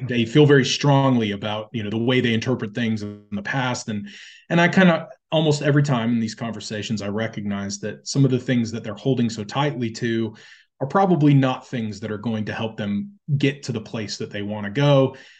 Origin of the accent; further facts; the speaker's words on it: United States; we as, as a people, as the American people